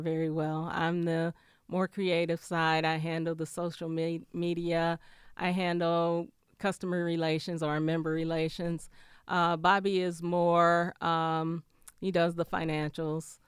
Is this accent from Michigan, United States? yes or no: yes; Flint, Michigan, United States; also born or lived in Ann Arbor, Michigan; now in Detroit, United States; I'm from Flint originally